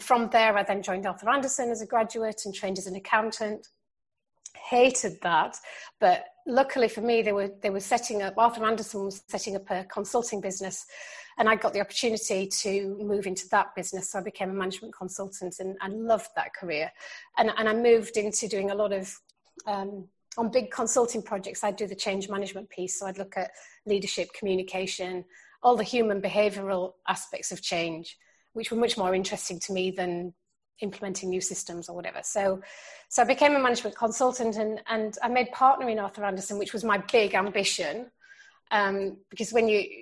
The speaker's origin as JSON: {"language": "English", "region": "Yorkshire and the Humber", "country": "United Kingdom", "tie": "born or raised there", "said": "when I grew up in South Yorkshire"}